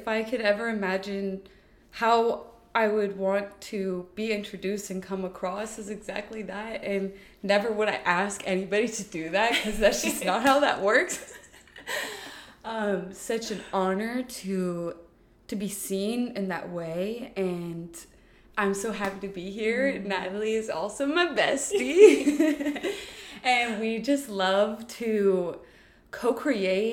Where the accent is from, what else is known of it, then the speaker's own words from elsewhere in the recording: Houston, Texas, United States; moved away as an adult; also born or lived in New Orleans / Geneva, Switzerland; I'm born and raised in Houston, Texas.